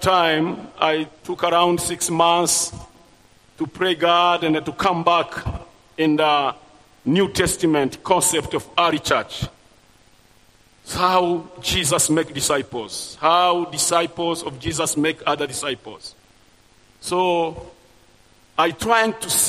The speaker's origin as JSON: {"language": "English", "country": "Burundi", "tie": "born or raised there", "second_language": "English", "moved": "as an adult", "lives_now": "Rwanda", "said": "I was born in Burundi because of the history and the refugee camp there. So I come back in Rwanda after genocide 1994"}